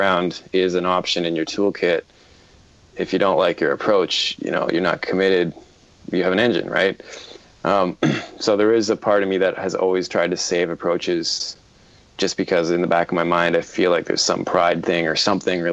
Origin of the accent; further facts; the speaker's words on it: Toronto, Ontario, Canada; I'm from Toronto, Canada.